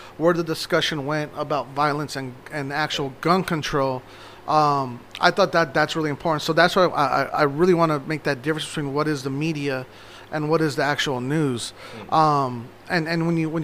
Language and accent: English; Phoenix, Arizona, United States; I'm from South Phoenix. I'm born and raised. I'm third generation.